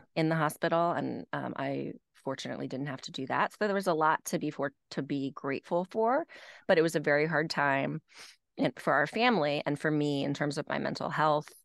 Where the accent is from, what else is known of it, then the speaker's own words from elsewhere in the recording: Nashville, Tennessee, United States; also born or lived in Manhattan; now in Westchester, United States; I grew up in Nashville, Tennessee